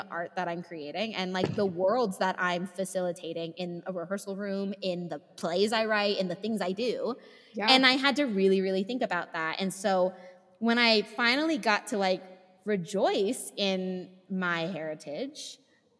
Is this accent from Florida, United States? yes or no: no; California, United States; now in Utah, United States; I'm from California, but I live in Utah